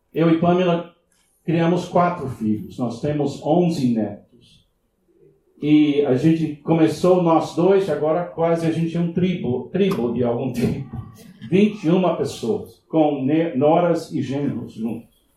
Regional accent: Miami, Florida, United States; Portuguese is a second language; moved away; nasci em Miami, nos Estados Unidos

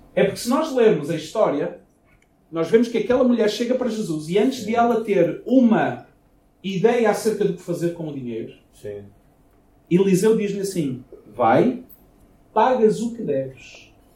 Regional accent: Portugal; moved away as an adult; Quando eu saí de Portugal, eu namorava uma jovem e a gente estava basicamente noivos. E a ideia era eu ficar dois anos fora de Portugal, voltar, casar

